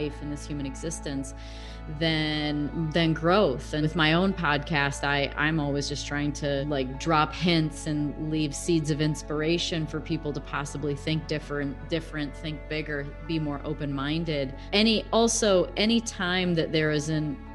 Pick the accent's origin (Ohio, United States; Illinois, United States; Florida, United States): Illinois, United States; Roscoe; now in Scottsdale, United States; I'm from Roscoe, Illinois, but I live in Scottsdale, Arizona